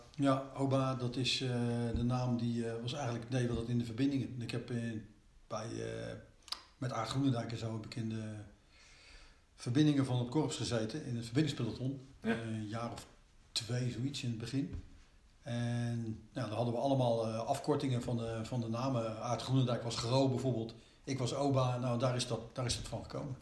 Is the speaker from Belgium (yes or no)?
no; The Hague, South Holland, Netherlands; Dus ik ben geboren in, eh, in Den Haag. Maar we zijn, toen ik vier jaar was, zijn we terug naar Scheveningen verhuisd